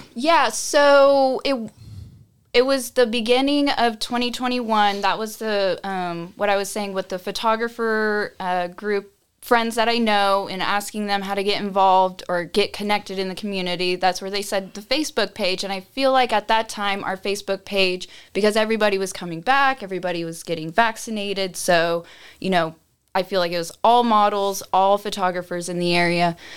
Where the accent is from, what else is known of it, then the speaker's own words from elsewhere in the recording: Austin, Texas, United States; I grew up here in Austin.